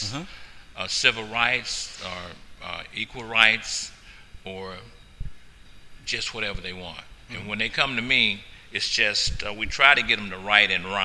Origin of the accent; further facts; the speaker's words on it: Louisiana, United States; now in Portland, United States; my history coming from Louisiana, you know, my grandmother's farm, you know, 112-acre farm. I grew up in Paradise